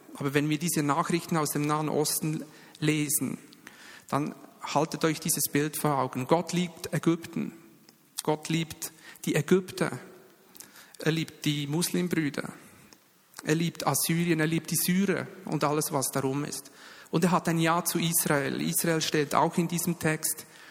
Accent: Bern, Switzerland; ich bin ja Berner und da geht es ein bisschen langsamer

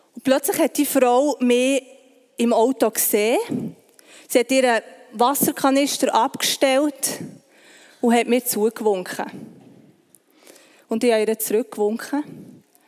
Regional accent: Bern, Switzerland; Ich bin im Breitsch aufgewachsen

